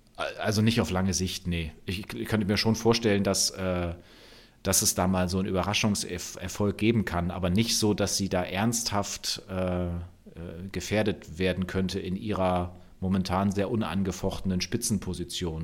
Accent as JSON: {"language": "German", "region": "Bremen", "country": "Germany", "said": "für mich als Bremer"}